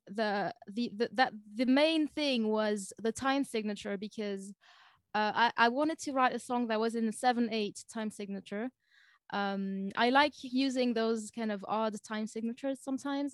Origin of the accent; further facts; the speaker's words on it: close to Lausanne, Vaud, Switzerland; first language French; English is a second language; also born or lived in Germany; I'm from Switzerland.